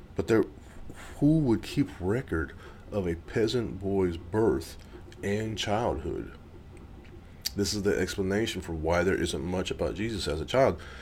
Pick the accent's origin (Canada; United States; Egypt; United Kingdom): United States; Gardena, California; now in Missouri, United States; I was born in Gardena, California. I live in Missouri